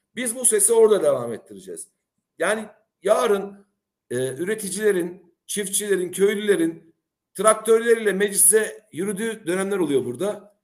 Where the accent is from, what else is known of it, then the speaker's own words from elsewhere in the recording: Cyprus; biz Kıbrıs'ta e, küçük bir halkız